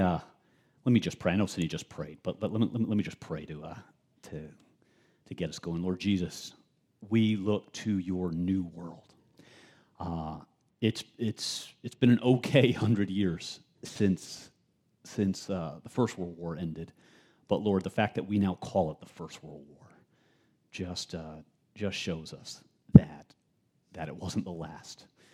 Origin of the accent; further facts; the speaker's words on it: the South, United States; I'm really big into y'all. That's not because I'm a Southerner, and I'm not really trying to affect the Southerner thing.